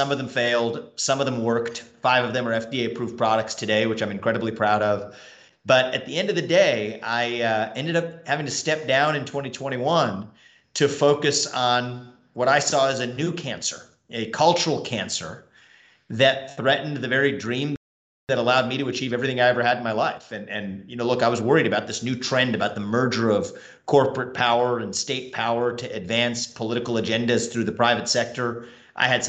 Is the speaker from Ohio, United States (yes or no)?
yes; Cincinnati, Ohio, United States; I grew up in Cincinnati, Ohio